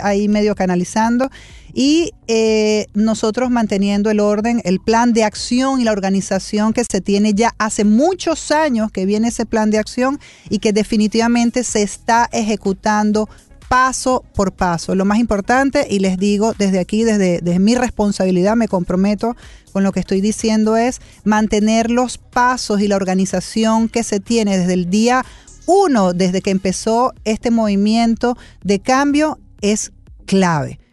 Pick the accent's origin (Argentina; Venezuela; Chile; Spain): Venezuela; now in Miami, United States; Yo hace 25 años que yo fuera de Venezuela y todavía soy más venezolana que la arepa